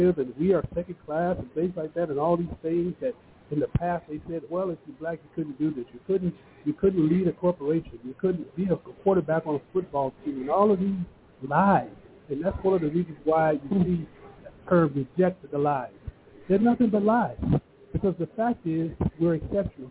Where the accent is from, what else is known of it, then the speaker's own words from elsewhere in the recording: United States; being an African-American and growing up with all these different names, black, you know, Negro, now it's BIPOC